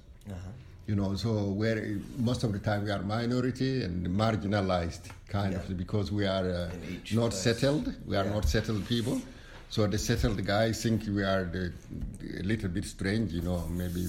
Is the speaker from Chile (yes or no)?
no; Mauritania; moved away; I come from West Africa, from nomad people, you know, we are always crossing borders.